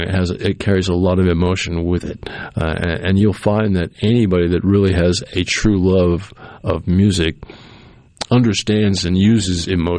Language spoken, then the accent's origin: English; New England, United States; Well, I grew up in New England, so we heard snow songs a lot because up there they have a lot of snow.